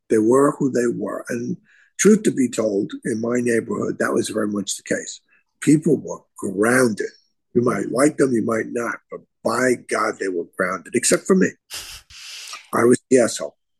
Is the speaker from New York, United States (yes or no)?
yes; New York City, New York, United States; I was a guy from the Bronx